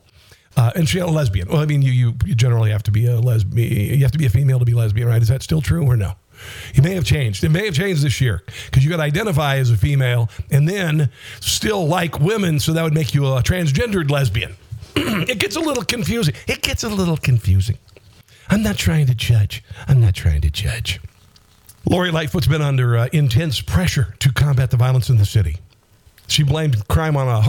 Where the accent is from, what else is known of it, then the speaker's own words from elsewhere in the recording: Southwest Iowa, United States; I grew up in Southwest Iowa, a town of under 1,000 people that did not have a Kinko's or a FedEx